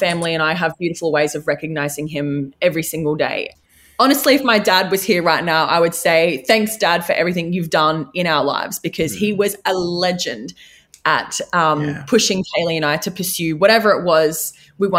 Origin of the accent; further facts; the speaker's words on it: Redcliffe, Queensland, Australia; I was from Redcliffe